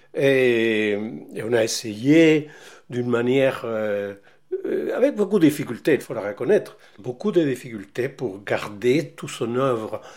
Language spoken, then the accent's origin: French; Valparaíso, Chile; moved away as an adult; also born or lived in Mexico; now in Paris, France; je suis né à Valparaiso, au Chili, en 1943